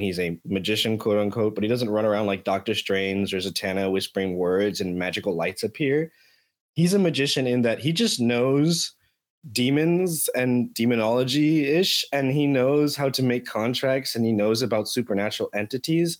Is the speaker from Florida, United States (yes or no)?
yes; Miami, Florida, United States; moved away; born and raised in Miami